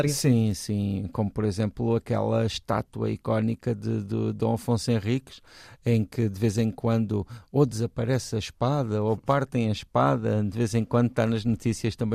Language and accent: Portuguese; Portugal